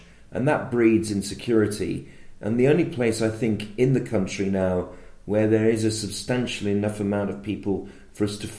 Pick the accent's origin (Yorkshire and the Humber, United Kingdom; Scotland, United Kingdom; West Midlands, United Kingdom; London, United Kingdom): West Midlands, United Kingdom; Birmingham; Now, I grew up in Birmingham at a time before the Iranian Revolution, before Islamic nationalism really came to the fold.